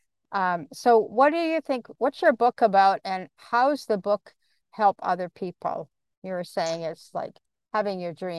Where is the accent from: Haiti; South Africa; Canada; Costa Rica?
Canada; And then the other thing is I'm a Canadian too, so only I'm on the West Coast part and you are on the East Coast part.